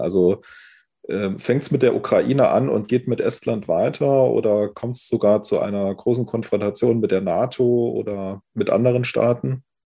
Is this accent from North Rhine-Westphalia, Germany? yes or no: no; Saarland, Germany; ich komme ja aus dem Saarland, äh, bin ja jetzt hier aus Saarbrücken zugeschaltet